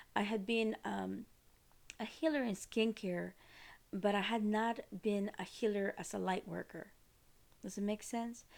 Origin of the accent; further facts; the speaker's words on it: Costa Rica; moved away; I am from Costa Rica